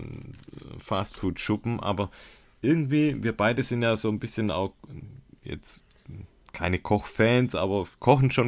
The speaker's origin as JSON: {"language": "German", "region": "Baden-Württemberg", "country": "Germany", "said": "Hat mich als Schwabe doppelt gefreut."}